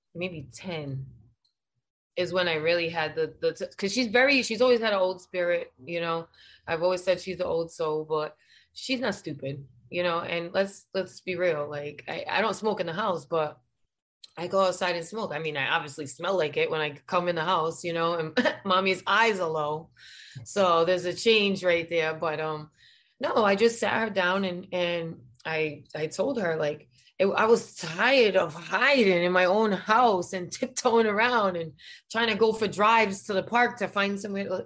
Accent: Providence, Rhode Island, United States; now in Florida, United States; I'm from Providence, Rhode Island

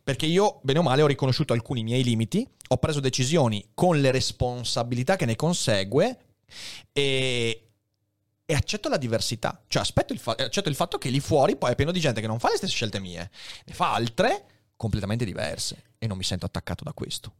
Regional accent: Veneto, Italy; also born or lived in Padua; crescendo in Veneto

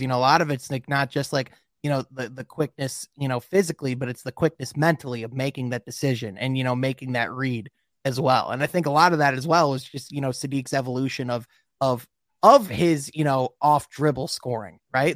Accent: Grand Rapids, Michigan, United States; there's a big city in, in, uh, Michigan called Grand Rapids. That's where I'm

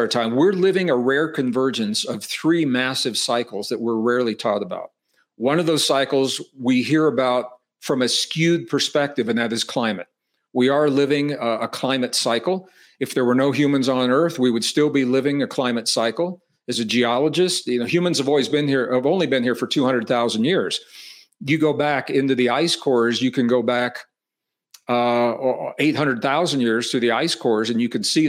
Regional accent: Midwest, United States; I said I was born and raised in the Midwest. In terms of weather, it's called Tornado Alley in the Midwest. Iowa, Missouri, Arkansas, you get these tornadoes in the summer.

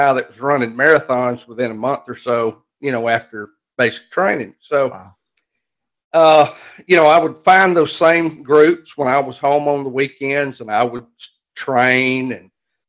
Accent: Alabama, United States; I love it here

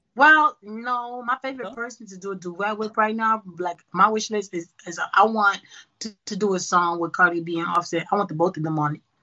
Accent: New York City, New York, United States; moved away as an adult; now in Houston, United States; born and raised Brooklyn, New York.

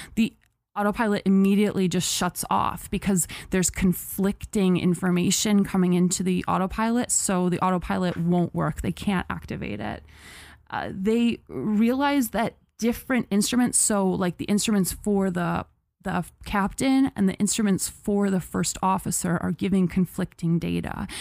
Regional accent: Medina, New York, United States; in Medina, obvi-, my hometown

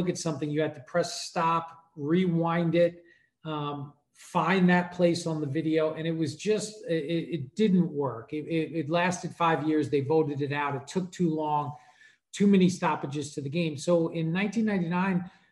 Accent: New York, United States; I grew up in New York

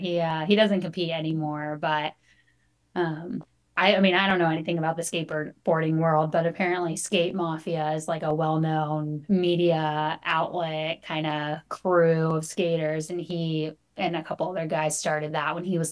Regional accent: Santa Monica, California, United States; I grew up like Santa Monica, Pacific Palisades area.

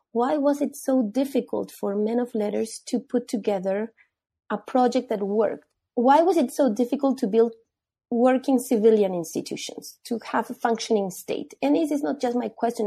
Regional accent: Peru; I'm from Peru. I was born there

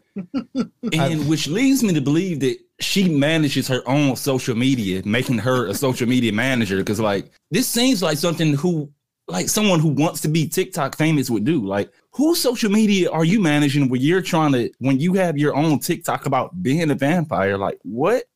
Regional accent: Midwest, United States; I'm from the Midwest

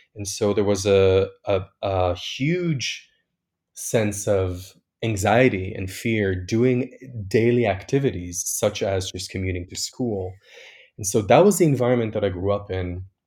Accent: Tel Aviv, Tel Aviv District, Israel; moved away; I was born and raised in Tel Aviv, which is, uh, Israel's most liberal city

